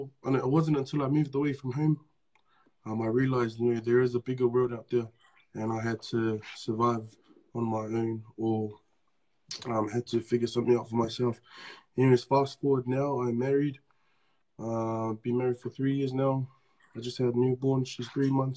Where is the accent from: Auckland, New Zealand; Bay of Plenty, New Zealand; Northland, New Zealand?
Auckland, New Zealand; moved away as an adult; now in Australia; I was born and raised in Auckland. I grew up in New Zealand.